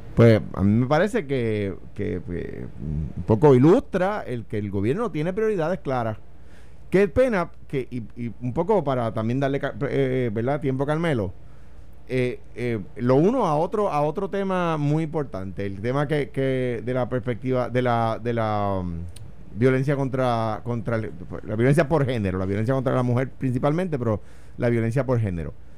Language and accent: Spanish; Puerto Rico; Yo soy un puertorriqueño con ciudadanía americana